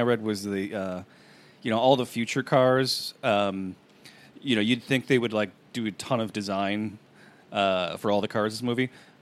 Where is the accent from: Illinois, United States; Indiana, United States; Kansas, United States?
Illinois, United States; Chicago; I'm a snob from Chicago